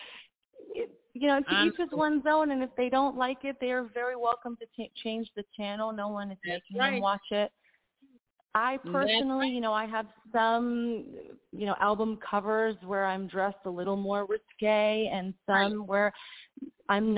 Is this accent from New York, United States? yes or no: yes; New York City, New York, United States; moved away as an adult; also born or lived in Italy; I'm from Queens, New York